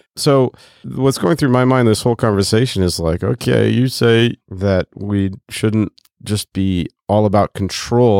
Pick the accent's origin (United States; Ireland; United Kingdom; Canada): United States; Bloomington, Indiana; I was born in Bloomington, Indiana in nineteen eighty-two